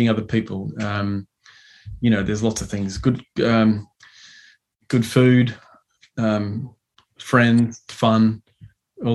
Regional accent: Chinchilla, Queensland, Australia; He's from my hometown, Chichilla

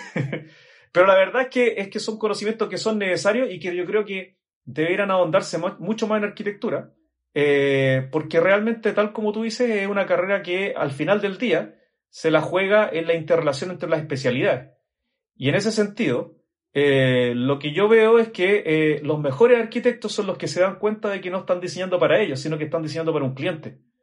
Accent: Chile; accent: Chilean; por el acento seguramente notan que soy de Chile.

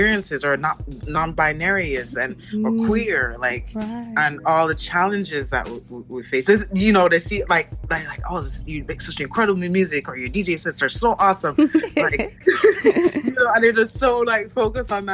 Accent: Mandeville, Manchester Parish, Jamaica; moved away; I grew up in Mandeville, what they consider the country

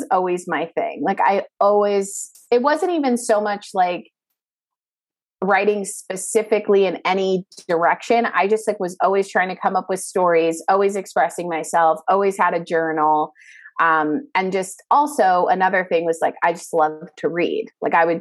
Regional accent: Bay Area, outside San Francisco, California, United States; moved away as an adult; also born or lived in Calabasas, Los Angeles; I'm from the Bay Area, up in like a little outside of San Francisco, so California.

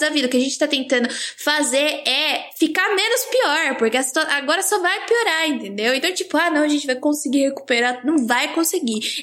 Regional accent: Baixada Santista, São Paulo, Brazil; now in Campinas, Brazil; sou da Baixada Santista

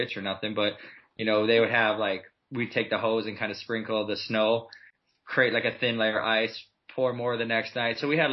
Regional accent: Midwest, United States; I mean, I grew up in the Midwest where basically it's snowing half the year. Really, really cold.

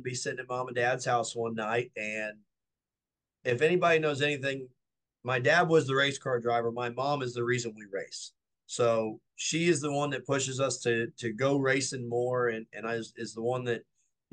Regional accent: St. Charles, Missouri, United States; it's in my hometown

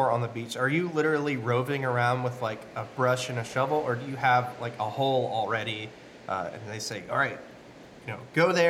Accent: United States; I remember growing up in the States

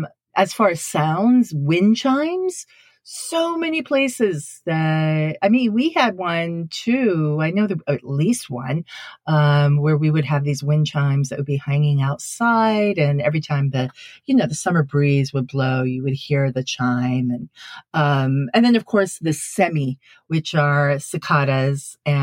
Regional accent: Sendai, Miyagi, Japan; But when I was growing up in Sendai, you know, northern part of Japan, Sendai actually has one of the biggest and most impressive Tanabata festivals in Japan.

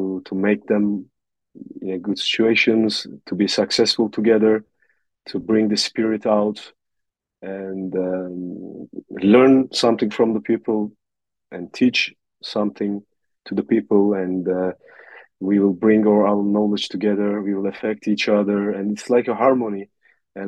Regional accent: north coast of Turkey, Black Sea Region, Turkey; I was born in Turkey, in the north coast of Turkey

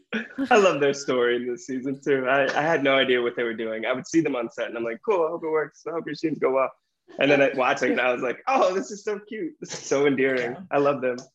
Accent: the South, United States; I grew up in the South

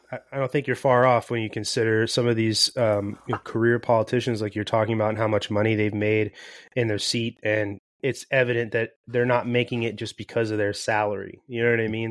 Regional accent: Florida, United States; moved away as an adult; now in California, United States; I'm originally from Florida

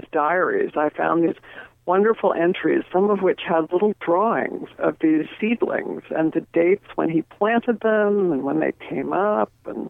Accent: California, United States; I was born in California, too.

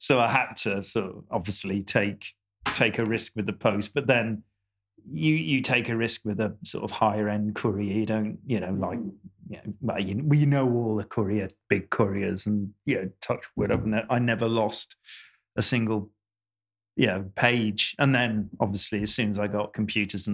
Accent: United Kingdom; I'm born and bred in Britain

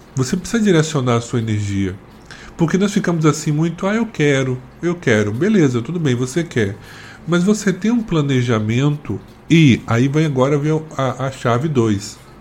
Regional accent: Northeast Region, Brazil; tive muito preconceito por ser nordestino

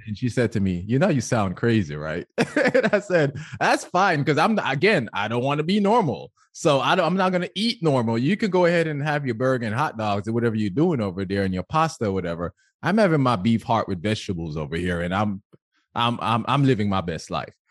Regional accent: Jamaica; Growing up in Jamaica

